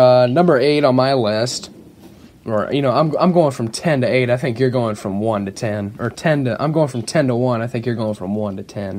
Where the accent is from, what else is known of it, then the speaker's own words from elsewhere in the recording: Fort Wayne, Indiana, United States; my hometown of Fort Wayne.